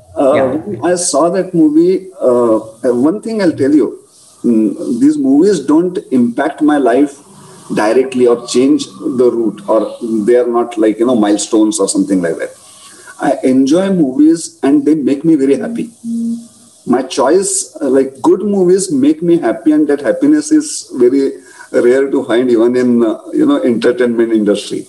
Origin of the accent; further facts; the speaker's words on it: Belgaum, Karnataka, India; My Belgaum is my hometown.